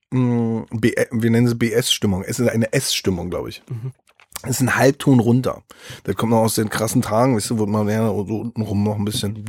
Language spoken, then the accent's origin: German; Berlin, Germany; Ich bin in, Be in Berlin Mitte groß geworden